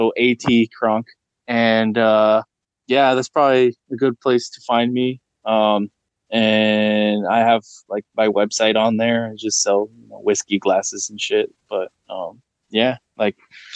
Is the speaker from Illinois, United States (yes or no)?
no; Pocatello, Idaho, United States; first language English; it's like an hour outside of my hometown, which is called Pocatello